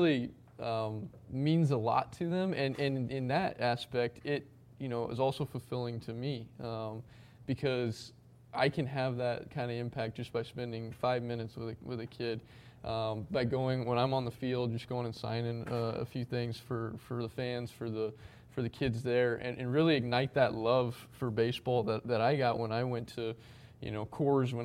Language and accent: English; Wyoming, United States; moved away as an adult; now in New York, United States; growing up in Wyoming